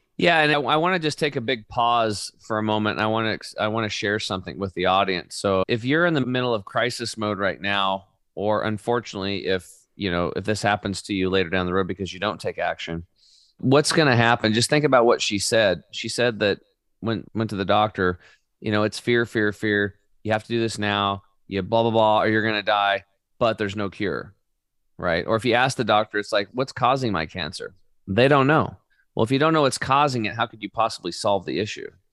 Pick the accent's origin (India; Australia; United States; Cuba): United States; Oregon; I grew up in Oregon on a small cattle and hay farm